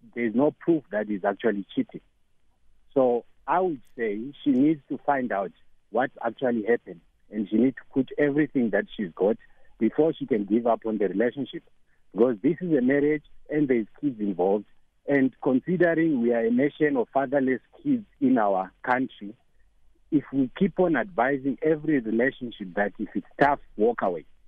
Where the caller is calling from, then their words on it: Johannesburg, Gauteng, South Africa; I'm calling from Joburg